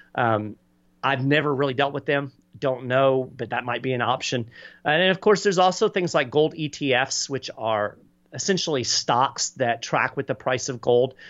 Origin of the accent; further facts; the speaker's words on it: Lexington, Kentucky, United States; moved away as an adult; also born or lived in Florida; now in Nassau County, Florida, United States; I grew up in Lexington, Kentucky